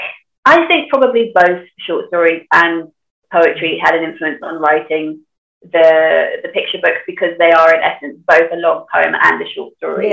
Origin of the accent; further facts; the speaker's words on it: Sunderland, North East England, United Kingdom; accent: Geordie; technically I'm a Macam because I'm from Sunderland.